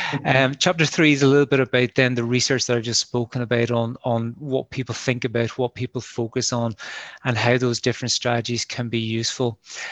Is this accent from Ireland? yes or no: yes; Munster, Ireland; now in Northern Ireland; I'm from Kerry, you mightn't guess it from the accent, but I'm from Kerry originally. But I've been living and working in Ulster for quite a while now.